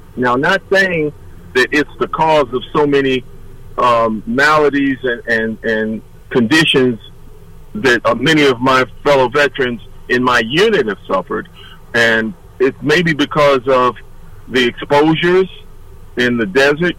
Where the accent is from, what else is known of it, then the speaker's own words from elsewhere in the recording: Detroit, Michigan, United States; also born or lived in Nashville, Tennessee; I'm from Detroit, Michigan